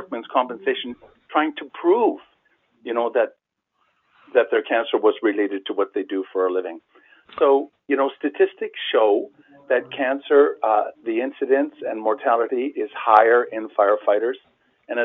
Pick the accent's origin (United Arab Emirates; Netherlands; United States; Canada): Canada; a Canadian, as a tax-paying Canadian citizen